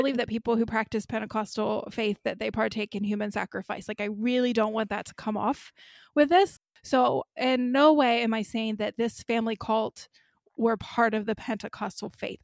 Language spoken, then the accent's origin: English; Kentucky, United States; I'm from Kentucky